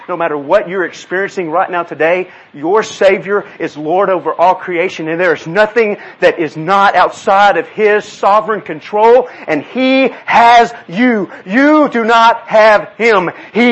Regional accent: Texas, United States; Yes, I'm from Texas. My family's from South Louisiana. We're Cajun.

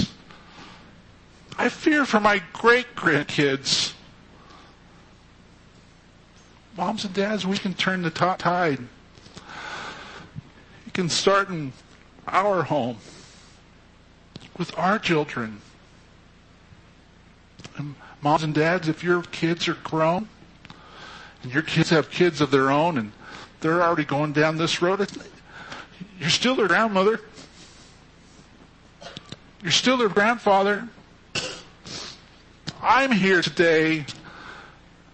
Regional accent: Fresno, California, United States; we were dysfunctionally close growing up in Fresno together

